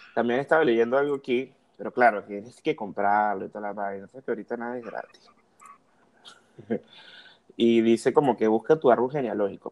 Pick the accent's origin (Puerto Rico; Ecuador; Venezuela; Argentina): Venezuela; Cumaná, Sucre; moved away; esta gente que fueron vecinos de nosotros allá en Cumaná